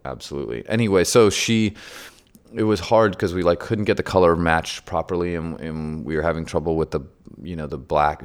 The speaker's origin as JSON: {"language": "English", "town": "San Francisco", "region": "California", "country": "United States", "tie": "born or raised there", "also_born_or_lived": "Germany", "moved": "as an adult", "said": "I grew up in San Francisco"}